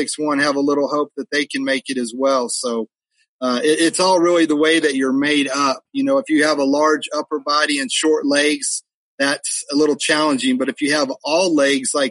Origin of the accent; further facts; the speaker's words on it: Reno, Nevada, United States; moved away; also born or lived in California / Texas; he would eventually move to Reno, Nevada, where I competed in high school rodeo. We were there my junior high and high school years